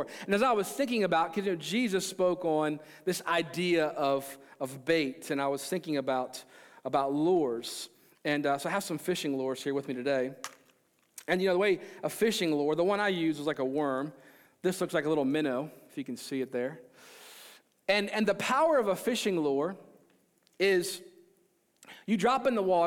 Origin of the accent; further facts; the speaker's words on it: Maryland, United States; I grew up in Maryland